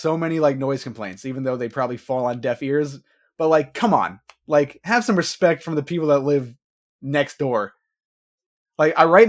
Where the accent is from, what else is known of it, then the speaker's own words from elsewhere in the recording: Levittown, New York, United States; where I grew up in Levittown.